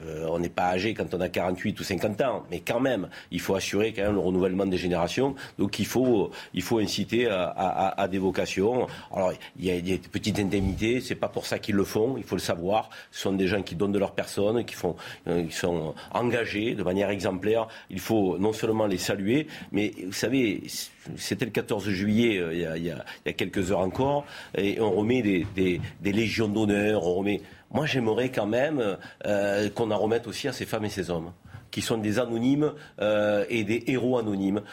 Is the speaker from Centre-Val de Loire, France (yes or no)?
no; Vaucluse, Provence-Alpes-Côte d'Azur, France; nous sommes natifs du Vaucluse